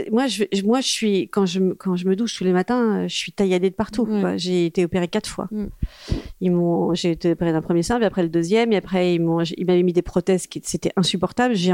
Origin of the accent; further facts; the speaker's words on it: France; also born or lived in Corsica (summers, ancestry) / China; je suis française et j'ai été élevée à la française avec des marques françaises autour de moi